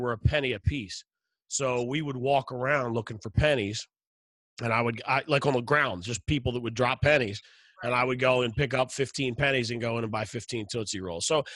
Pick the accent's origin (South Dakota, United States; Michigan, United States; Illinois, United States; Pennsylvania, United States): Pennsylvania, United States; Philadelphia; I grew up in West Philly